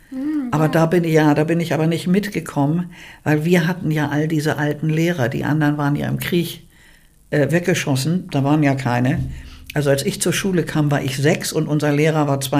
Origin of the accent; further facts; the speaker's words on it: Bergedorf, Hamburg, Germany; born there; Also, ich bin in Bergedorf geboren.